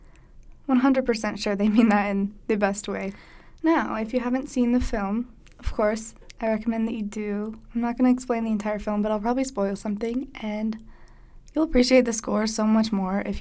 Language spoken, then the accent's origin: English; East Coast, United States; moved away as an adult; now in Utah, United States; I'm an out-of-state student. I'm from the East Coast.